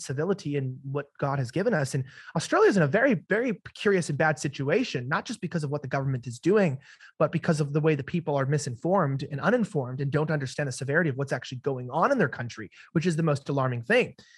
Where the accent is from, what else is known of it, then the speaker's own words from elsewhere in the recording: United States; being an American